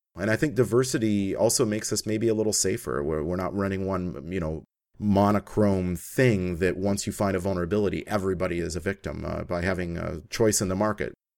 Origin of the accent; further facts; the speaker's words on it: Canada; as a Canadian